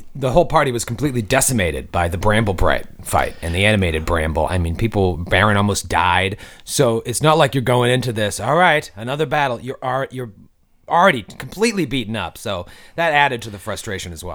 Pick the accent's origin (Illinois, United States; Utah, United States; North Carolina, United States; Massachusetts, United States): Massachusetts, United States; Boston; when I was growing up, I'm from Boston, Mi, uh, Massachusetts